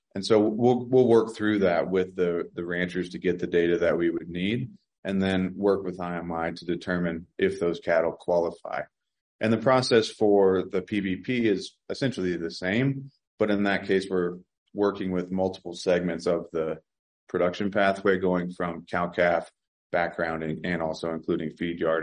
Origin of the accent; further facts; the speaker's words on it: Virginia, United States; I grew up in Virginia